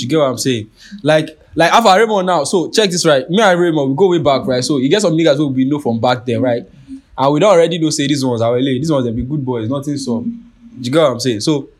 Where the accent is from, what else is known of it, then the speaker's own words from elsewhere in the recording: Nigeria; In the view of being Nigerian, right? You have to understand that, like, Nigeria will push you to make some choices.